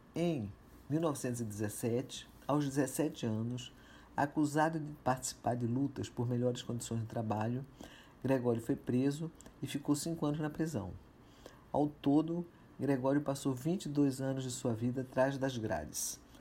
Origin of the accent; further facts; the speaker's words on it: Recife, Pernambuco, Brazil; Com 14 anos de idade, morando em Recife, minha terra natal